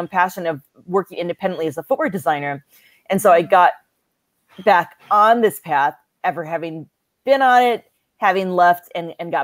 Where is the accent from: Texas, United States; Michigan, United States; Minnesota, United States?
Michigan, United States; Ann Arbor; also born or lived in New York; now in Los Angeles, United States; I'm Chinese American and, I was born and raised in Ann Arbor, Michigan